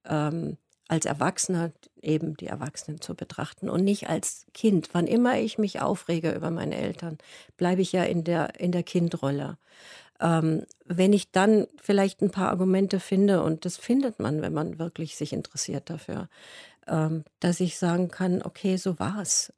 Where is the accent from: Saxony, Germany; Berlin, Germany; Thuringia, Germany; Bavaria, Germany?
Bavaria, Germany; Munich; moved away; ich bin ja aus München und bin von München weiter weggegangen